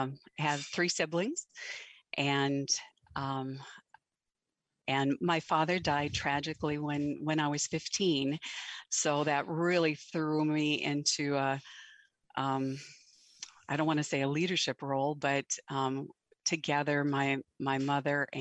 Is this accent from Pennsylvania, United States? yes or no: no; Western North Dakota, United States; I am from North Dakota, and I grew up on a ranch in Western North Dakota.